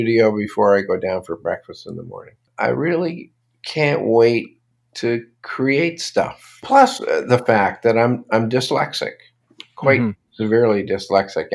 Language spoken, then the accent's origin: English; Toronto, Ontario, Canada; also born or lived in Brooklyn, New York; I was born in Brooklyn, but I basically grew up in Toronto.